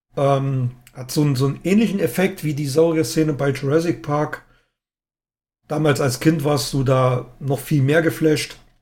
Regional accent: East Germany, Germany; born or raised there

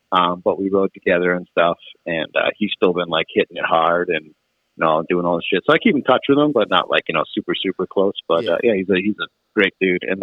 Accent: Worcester, Massachusetts, United States; I grew up in the Worcester, Massachusetts area, and uh, just recently relocated uh, to the Western Mass part of the area.

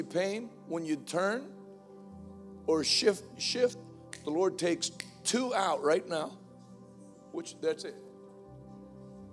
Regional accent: United States; I'm an American. I don't hold a degree in sociology, but I did grow up here

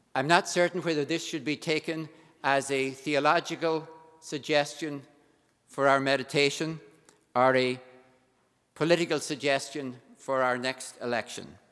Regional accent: Ireland; being Irish

